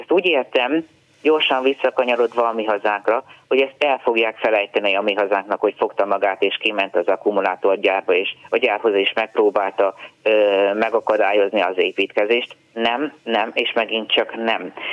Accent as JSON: {"language": "Hungarian", "country": "Hungary", "said": "olyan büszke voltam, hogy magyar vagyok"}